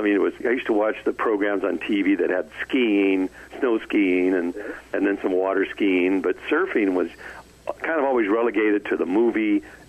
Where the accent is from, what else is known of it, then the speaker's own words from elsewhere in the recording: Glendora, California, United States; also born or lived in Covina, California; I grew up in Glendora, which is a little town north of Covina, a few miles, and they call it a bedroom community now. But back then, it was orange groves.